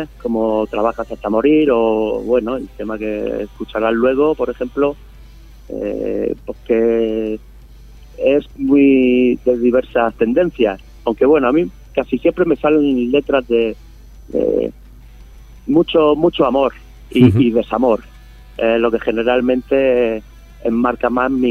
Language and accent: Spanish; Málaga, Andalusia, Spain; bueno, perdón, Álvaro, que te quería comentar que yo soy de Málaga.